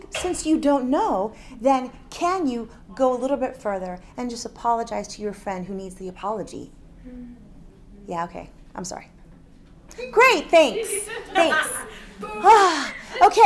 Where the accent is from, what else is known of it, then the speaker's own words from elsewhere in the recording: Miami, Florida, United States; we're both from Miami